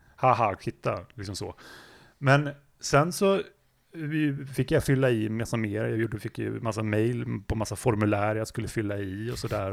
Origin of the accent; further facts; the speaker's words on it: Gävle, Gävleborg County, Sweden; jag kom ju från Gävle från början